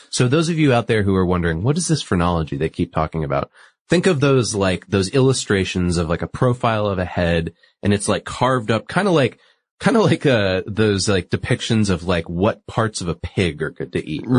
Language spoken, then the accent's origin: English; New England, United States; I'm from New England